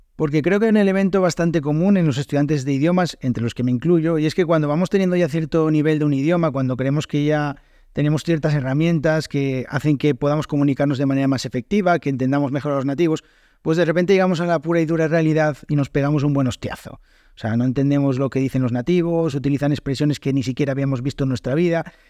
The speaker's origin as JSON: {"language": "Spanish", "country": "Spain", "first_language": "Spanish"}